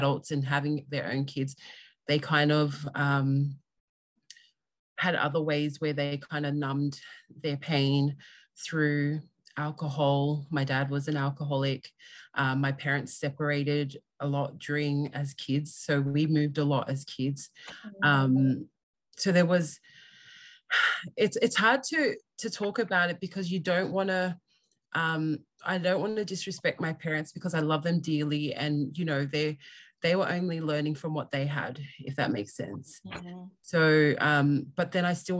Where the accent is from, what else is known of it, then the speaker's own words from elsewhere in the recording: Australia; I am full Tongan. I was born and raised in Australia